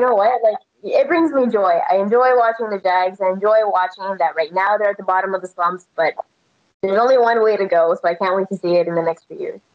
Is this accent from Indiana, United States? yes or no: no; Texas, United States; moved away; also born or lived in Las Vegas; I'm born and raised in Texas, and so college football is like in our blood.